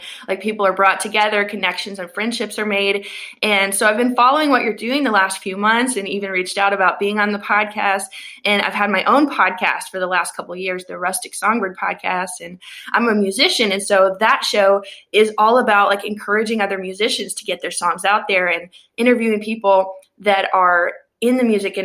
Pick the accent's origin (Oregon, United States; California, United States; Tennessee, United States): Tennessee, United States; I'm from Tennessee